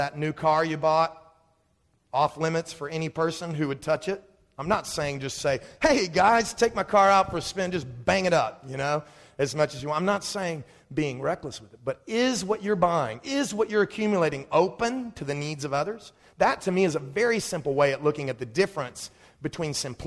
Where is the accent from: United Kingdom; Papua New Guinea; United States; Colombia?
United States; Dallas, Texas; I grew up in Dallas